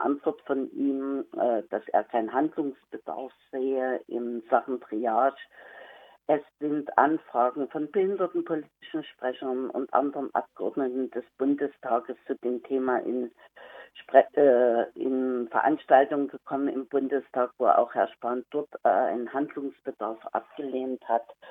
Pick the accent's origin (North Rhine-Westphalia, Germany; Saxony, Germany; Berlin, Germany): Saxony, Germany; ich komme aus, den, aus Pommer in Sachsen